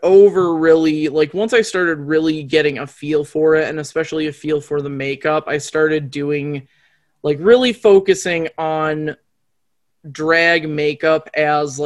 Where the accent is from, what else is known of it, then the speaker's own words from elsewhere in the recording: Muskegon, Michigan, United States; also born or lived in Soddy Daisy, Tennessee; now in Grand Rapids, United States; I grew up in like my early childhood was in Soddy Daisy, Tennessee. And my like young adulthood was in Muskegon, Michigan. And I lived in Muskegon until I graduated high school